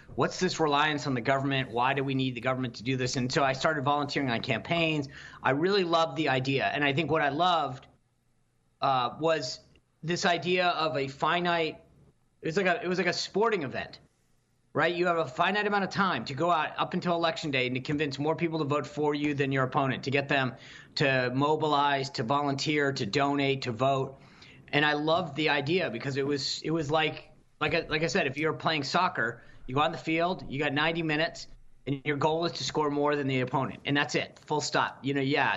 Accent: Rhode Island, United States; I grew up in Rhode Island.

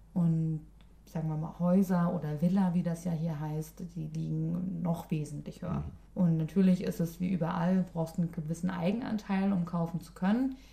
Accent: Berlin, Germany; moved away as an adult; now in Sweden; Ich komme aus Berlin

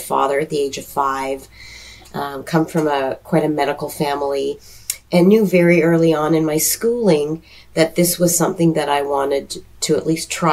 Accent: Toronto, Ontario, Canada; also born or lived in Seattle; now in Charlotte, United States; I was born and raised in Toronto, Canada

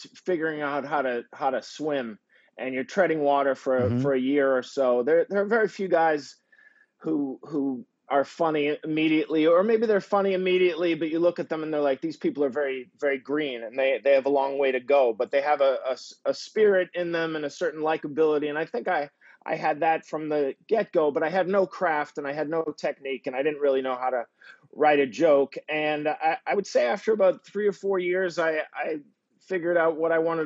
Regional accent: Peabody, Massachusetts, United States; moved away; Originally, I am from Peabody, Mass, which is a suburb of Boston, about 16 miles north of Boston, kind of a working class type area

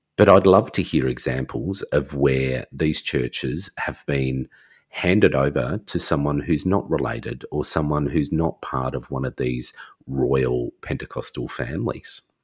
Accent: Australia; I'm Australian

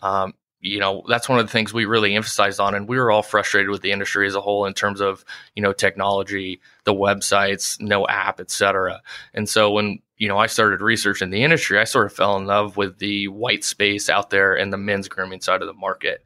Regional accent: Prairie Village, Kansas, United States; moved away as an adult; now in Omaha, United States; I'm originally from Kansas City, grew up in Prairie Village

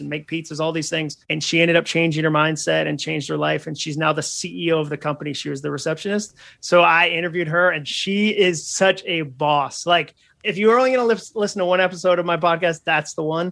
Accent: New England, United States; now in Nashville, United States; I grew up in New England

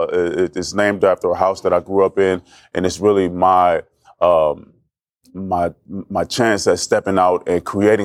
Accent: Oakland, California, United States; In Oakland, California.

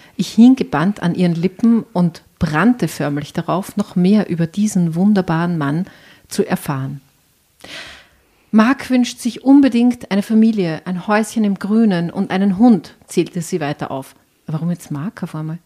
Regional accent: Enns Valley near Schladming, Upper Styria, Austria; aus der Obersteiermark, aus dem Enstal in der Nähe von Schladming

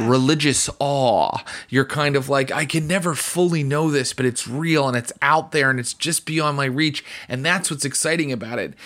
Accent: West Virginia, United States; where I grew up, West Virginia

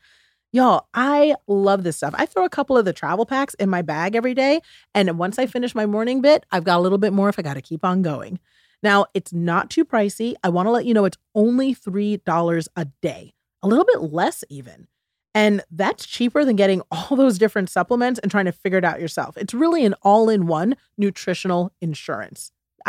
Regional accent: United States; And I take a lot of pride in being a Ghanaian American, you know, both sides of it, being both American and Ghanaian.

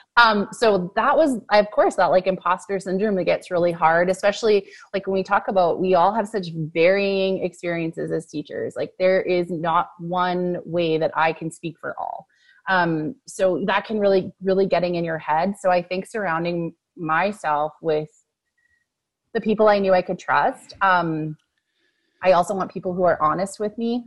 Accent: Fort McMurray, Alberta, Canada; I grew up in Fort McMurray and yeah. went through the school system there.

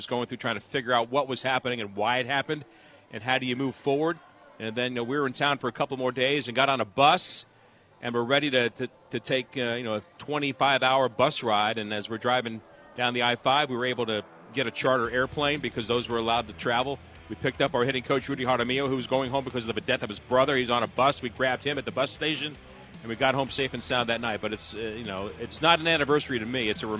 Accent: New York, United States; We're both from New York, but he grew up in New York, and he still had family there.

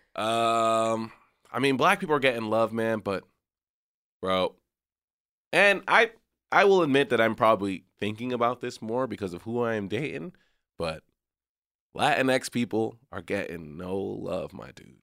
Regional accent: McAllen, Texas, United States; moved away as an adult; also born or lived in San Francisco Bay Area; growing up in McAllen, Texas

